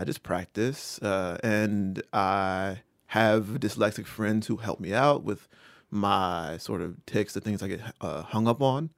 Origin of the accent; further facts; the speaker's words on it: Rocky Mount, North Carolina, United States; From Rocky Mount, North Carolina